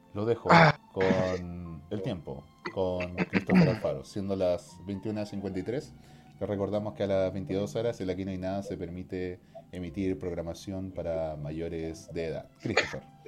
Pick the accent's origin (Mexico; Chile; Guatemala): Chile; Norte Grande